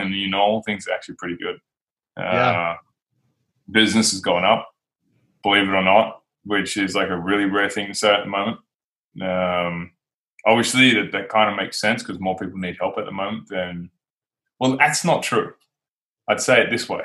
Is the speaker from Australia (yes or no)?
yes; Australia; my home country, Australia.